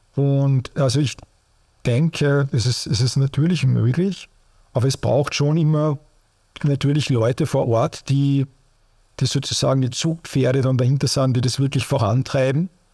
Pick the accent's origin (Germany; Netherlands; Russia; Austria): Austria; bei uns in Österreich